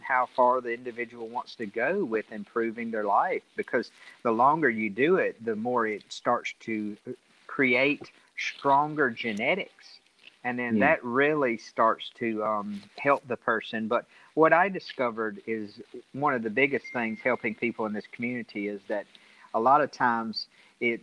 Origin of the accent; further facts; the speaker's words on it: Central Alabama, United States; I'm from Central Alabama